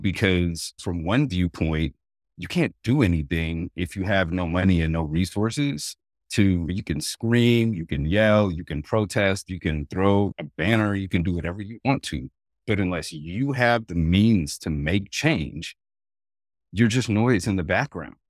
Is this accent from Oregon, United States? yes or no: yes; Oregon, United States; I grew up in Oregon